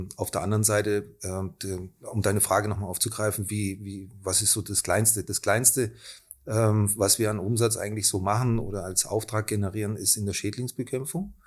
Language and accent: German; Germany; moved away as an adult; now in Austria; ich bin nicht aus Österreich, ich bin Deutsch